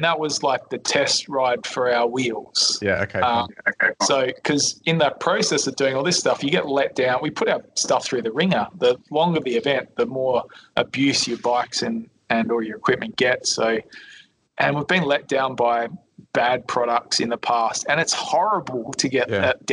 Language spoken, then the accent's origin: English; Adelaide, South Australia, Australia; moved away; also born or lived in Melbourne; We grew up together in Adelaide, southern suburbs of Adelaide.